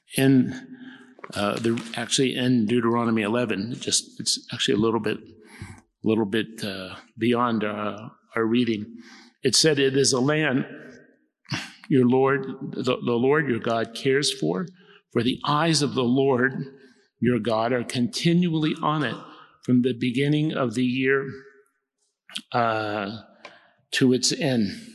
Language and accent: English; United States; Come from the United States